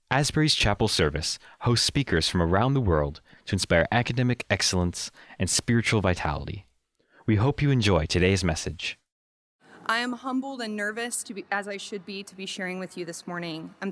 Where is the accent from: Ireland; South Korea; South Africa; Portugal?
South Korea; Oh, I grew up in Korea. Oh, so you speak Korean, right? no, I don't speak Korean. I grew up in international school.